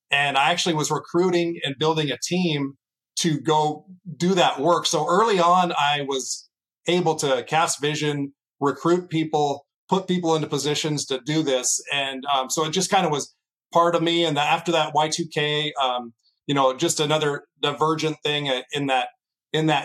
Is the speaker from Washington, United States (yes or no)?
yes; Seattle, Washington, United States; also born or lived in Los Angeles, California; My family moved to Seattle, Washington when I was 10 years old. I was a kid around, you know, I was 10, so I had to go with them. I had to leave the beaches of California up to Seattle, Washington, the rainy state. Grew up there